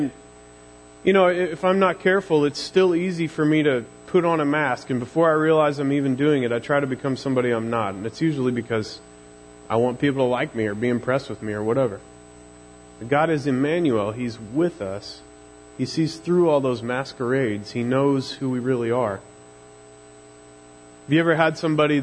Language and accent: English; Missouri, United States; accent: Missouri drawl; my Missouri drawl gets real thick